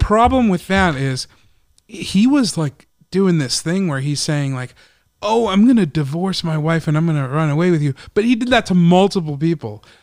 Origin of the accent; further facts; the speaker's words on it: Chicago, Illinois, United States; that's my hometown